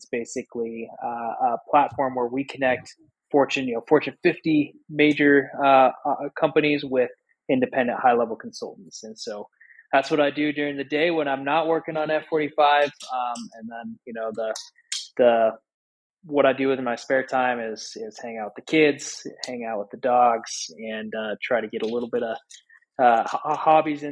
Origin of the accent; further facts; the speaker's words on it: Sheridan, Wyoming, United States; moved away as an adult; my hometown of Sheridan, Wyoming